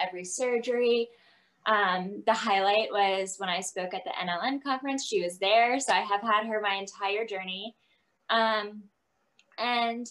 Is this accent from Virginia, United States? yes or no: yes; Virginia, United States; moved away as an adult; now in Texas, United States; I'm from Virginia